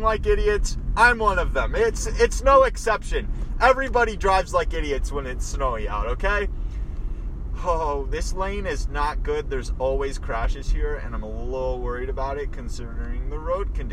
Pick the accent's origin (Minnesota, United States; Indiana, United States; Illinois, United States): Minnesota, United States; we're from Minnesota